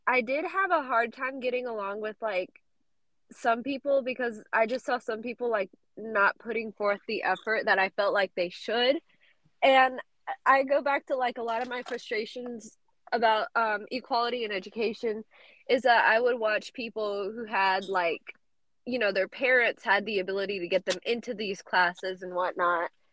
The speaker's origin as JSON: {"language": "English", "region": "South Carolina", "country": "United States", "tie": "born or raised there", "also_born_or_lived": "Georgia", "said": "nacida in Georgia. I grew up in South Carolina"}